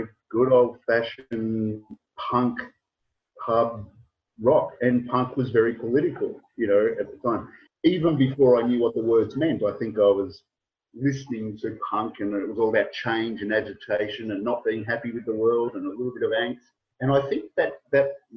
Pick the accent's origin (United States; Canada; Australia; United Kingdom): Australia; I was from Australia